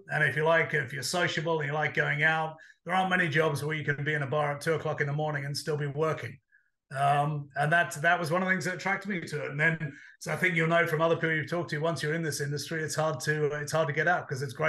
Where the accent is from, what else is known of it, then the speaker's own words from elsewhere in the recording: Australia; also born or lived in United Kingdom / United States; now in London, United Kingdom; Look, I grew up half in Australia, half in the UK, but I've spent a lot of time in the States.